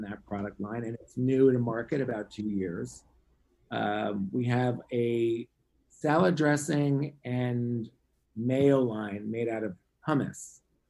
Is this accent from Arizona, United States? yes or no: no; Long Island, New York, United States; I grew up in Long Island, New York